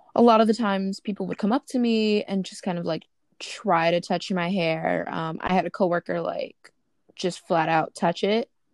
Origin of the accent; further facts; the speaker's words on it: Brooklyn, New York, United States; I'm from Brooklyn